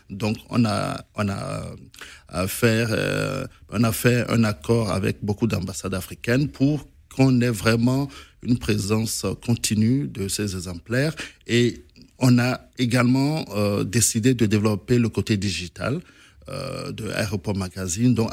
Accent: Benin; je suis béninois, je peux avoir des informations intéressantes sur sur la Côte d'Ivoire

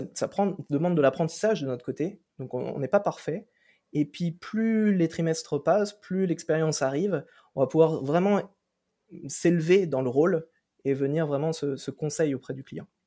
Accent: Brittany, France; moved away as an adult; also born or lived in Toulouse / Ireland; je viens de Bretagne à la base

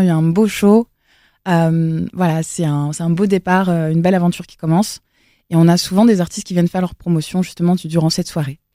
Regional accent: Elbeuf, Normandy, France; moved away; also born or lived in south-west France / Paris; je viens d'Elbeuf, mmh. là où j'ai euh, grandi, dans le 76, à côté de Rouen

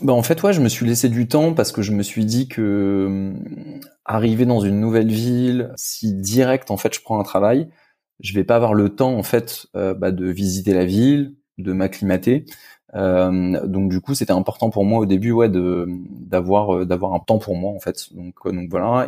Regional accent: France; now in Germany; en tant que bon français

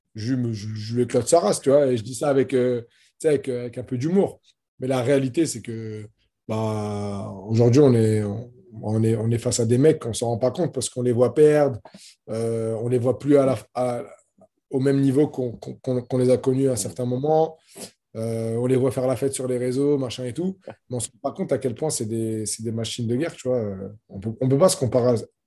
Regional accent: France; je suis combattant de MMA, euh, franco-marocain

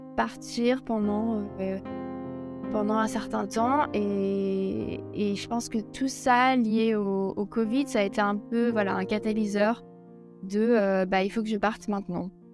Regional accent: Alsace, Grand Est, France; moved away as an adult; also born or lived in Brittany / Zurich, Switzerland; now in Lausanne, Switzerland; J'ai grandi en Alsace

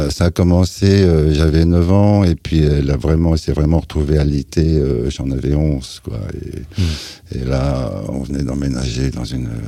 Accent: Luxeuil-les-Bains, Bourgogne-Franche-Comté, France; born there; also born or lived in Germany; Je suis né euh, à Luxeuil-les-Bains, Haute-Saône, mais j'ai jamais mis les pieds. Je suis parti dans un berceau. J'ai appris à marcher en Allemagne.

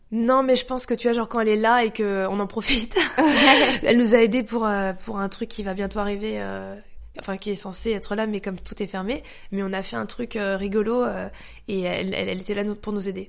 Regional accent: France; also born or lived in Paris 13th arrondissement (birth); Je suis née en France, ma mère a passé son temps à me rabâcher j'étais française. J'étais dans une école privée catho française, dans un bled français

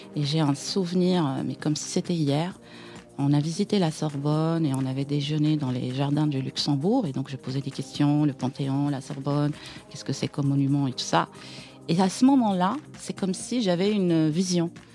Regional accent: Aïn Beïda, Oum El Bouaghi Province, Algeria; moved away as an adult; now in Paris, France; je suis née en Algérie, dans, dans une ville à l'est euh, d'Alger, dans les Aurès

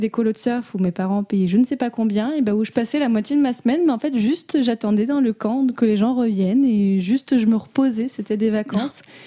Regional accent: Morocco; j'ai grandi au Maroc

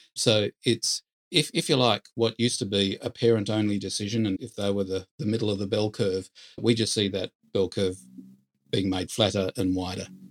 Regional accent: Perth, Western Australia, Australia; moved away as an adult; now in Sydney, Australia; I'm from Perth

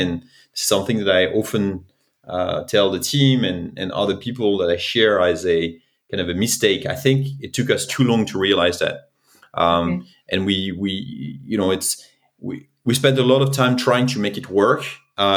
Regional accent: France; accent: French; English is a second language; I'm originally from France, as you can probably tell by my accent.

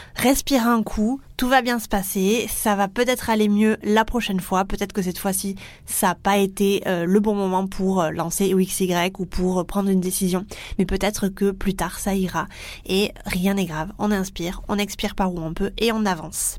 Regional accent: France; accent: French; mon super accent français

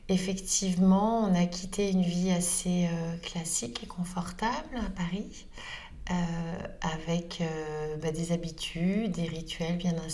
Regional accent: Northern Portugal, Portugal; dans la région dont je suis originaire au nord du Portugal.

